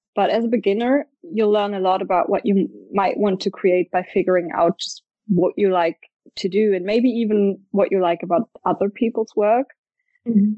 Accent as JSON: {"language": "English", "town": "Stuttgart", "region": "Baden-Württemberg", "country": "Germany", "said": "I'm from Stuttgart in the south of Germany."}